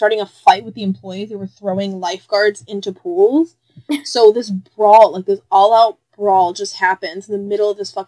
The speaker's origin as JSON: {"language": "English", "town": "Chicago", "region": "Illinois", "country": "United States", "said": "We're from Chicago"}